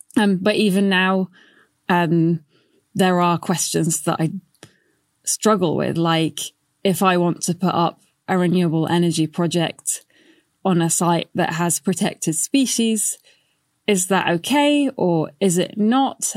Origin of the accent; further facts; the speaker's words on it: Baghdad, Baghdad Governorate, Iraq; moved away; I'm from Iraq originally. I was born in Baghdad, and I remember having power cuts as a kid.